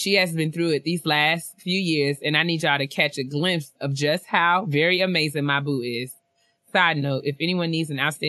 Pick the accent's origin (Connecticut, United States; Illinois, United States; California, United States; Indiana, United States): Connecticut, United States; Hamden; from Hamden, Connecticut. Connecticut.